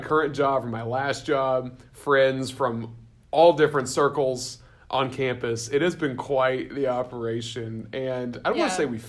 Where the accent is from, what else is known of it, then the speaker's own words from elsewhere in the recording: the South, United States; moved away; we're both from the South